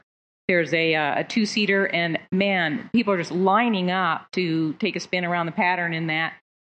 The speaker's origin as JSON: {"language": "English", "town": "Sebastopol", "region": "California", "country": "United States"}